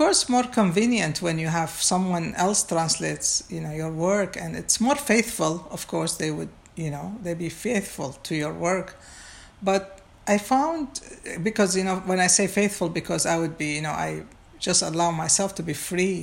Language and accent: English; Baghdad, Baghdad Governorate, Iraq; moved away; I was born and raised in Baghdad